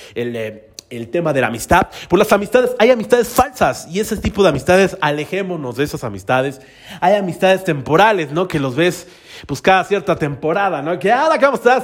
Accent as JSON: {"language": "Spanish", "town": "Tlalnepantla de Baz", "region": "State of Mexico", "country": "Mexico", "said": "yo soy del municipio de Tralepantra, todos mis rumbos son Tralepantra, Naucalpan, este, tal vez Azcapotzalco"}